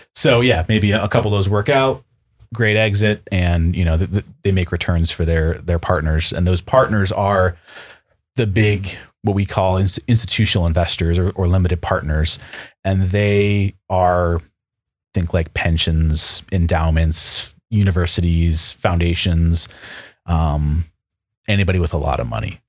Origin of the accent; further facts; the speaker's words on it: Western New York, United States; now in Seattle, United States; I grew up Western New York, Buffalo Sabres fan